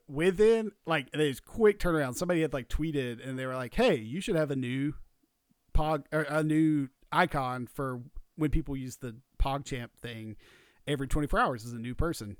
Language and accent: English; Georgia, United States; We're from Georgia, so college football means a lot